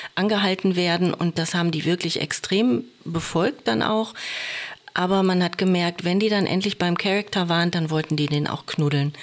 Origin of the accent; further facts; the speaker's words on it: Oberhausen, North Rhine-Westphalia, Germany; also born or lived in Wiesbaden; now in Bochum, Germany; gebürtig bin ich aus Oberhausen, aber Bochum war ich schon immer verbunden